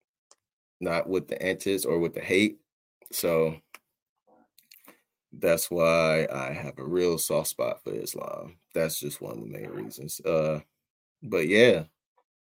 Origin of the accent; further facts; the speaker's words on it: Detroit, Michigan, United States; growing up in Detroit, we have like one of the largest, or might be the largest mosque in the country